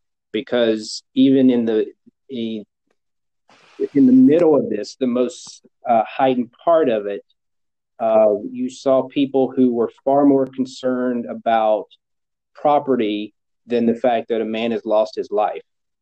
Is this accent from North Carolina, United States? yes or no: yes; North Carolina, United States; Yeah, well, growing up, I grew up in a small town, and the town, you know, think